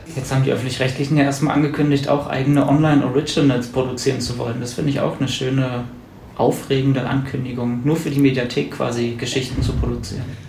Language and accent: German; Brandenburg, Germany; now in Berlin, Germany; Ich komme aus Brandenburg